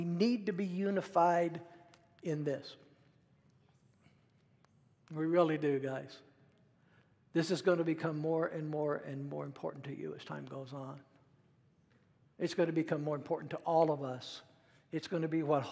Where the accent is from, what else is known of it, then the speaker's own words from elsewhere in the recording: United States; as an American